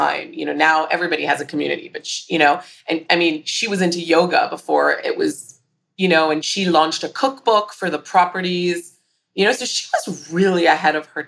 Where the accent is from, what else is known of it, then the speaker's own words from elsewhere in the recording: Hong Kong; growing up in Hong Kong